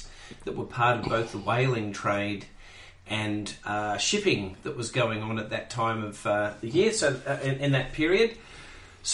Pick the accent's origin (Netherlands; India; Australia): Australia; I'm from Australia